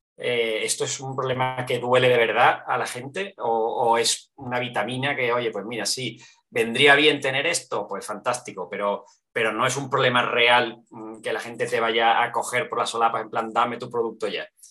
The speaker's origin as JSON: {"language": "Spanish", "town": "Seville", "region": "Andalusia", "country": "Spain", "also_born_or_lived": "Barcelona", "moved": "yes", "lives_now": "Madrid, Spain", "said": "vengo de Sevilla, vivo en Madrid, he vivido en, diferentes sitios, en, en, Barcelona también mucho tiempo"}